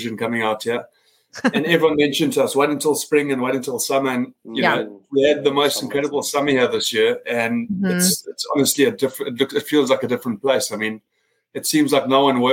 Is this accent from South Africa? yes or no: yes; South Africa; now in United States; I grew up in South Africa.